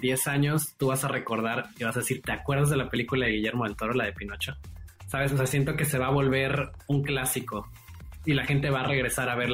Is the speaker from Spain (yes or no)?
no; Mexico; pero sí somos algunos mexicanos.